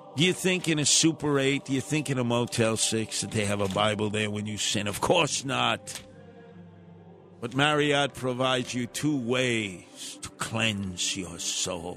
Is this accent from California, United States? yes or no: no; New York City, New York, United States; I'm a New Yorker